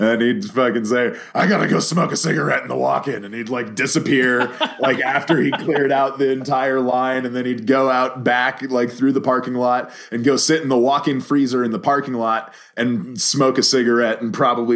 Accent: Santa Fe, New Mexico, United States; born or raised there; also born or lived in Dallas, Texas

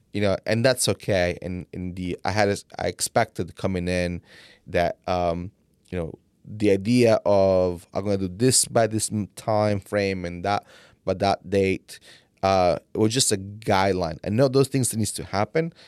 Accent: Italy; English is a second language; now in United States; I came from Italy

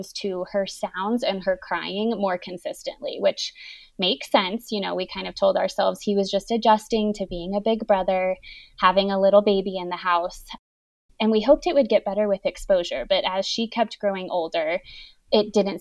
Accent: Colorado, United States; moved away as an adult; also born or lived in Salt Lake City, Utah; I was born and raised here in Colorado

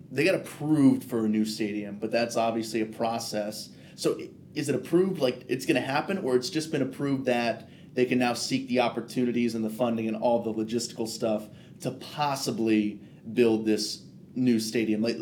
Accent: California, United States; I'm from the Bay

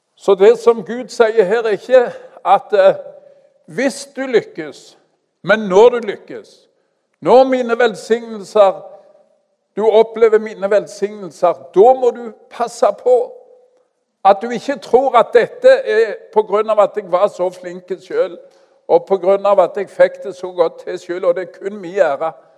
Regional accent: Stavanger, Rogaland, Norway; also born or lived in Kenya; Jeg kommer fra Madla.

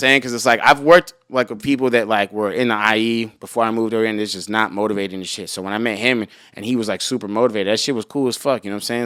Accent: Los Angeles, California, United States; also born or lived in Rancho Cucamonga; I was born in Hollywood and I stayed here until I was, like, fourteen, and then I moved to Rancho Cucamonga.

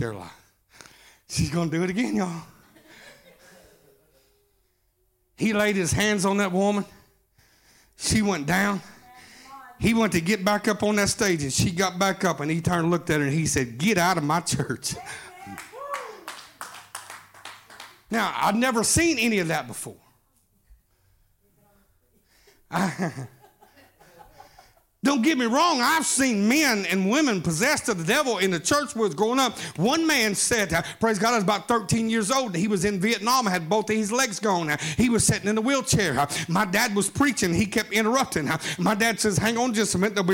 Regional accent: Atoka, Oklahoma, United States; I'm from Atoka, Oklahoma. Home of Lane Frost. We're bull riders

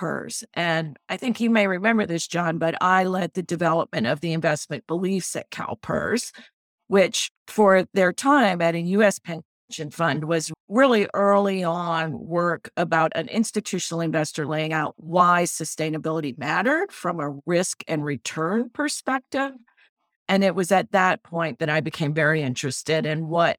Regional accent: New Orleans, Louisiana, United States; I grew up in New Orleans

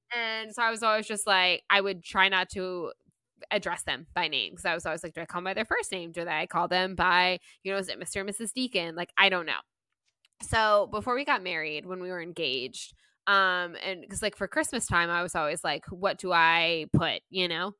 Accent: Florida, United States; being born and raised in Florida

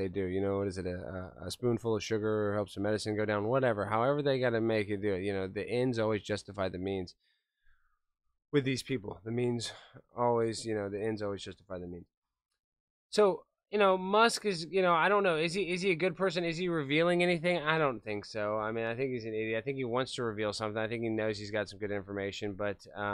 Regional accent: United States; Just as an American

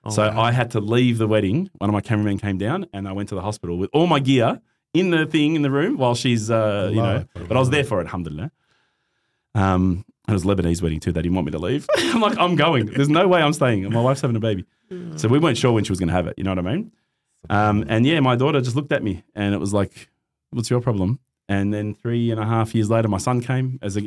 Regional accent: Christchurch, Canterbury, New Zealand; born there; born in New Zealand, right? Born in Christchurch.

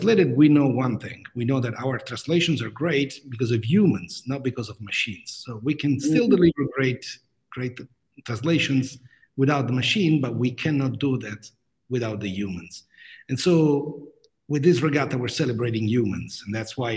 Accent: Rome, Lazio, Italy; moved away as an adult; also born or lived in Grenoble, France; I'm originally from Rome, Italy.

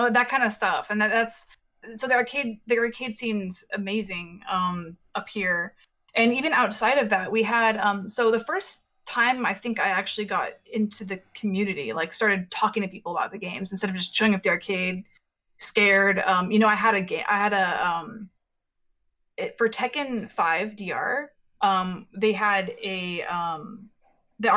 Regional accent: San Jose, California, United States; I was born and raised in San Jose, and I grew up in South Bay

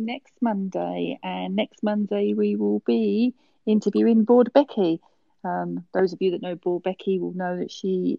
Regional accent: United Kingdom; as you can tell, I'm from Britain

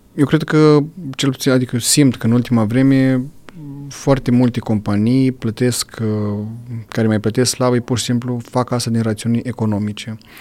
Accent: Romania; la noi în sat acolo

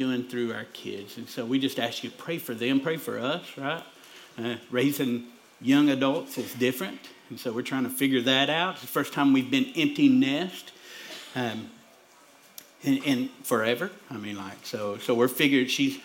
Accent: Pikeville, United States; I'm from Pikeville, or we say Pikeville, right? But I'm from up there, me and my wife

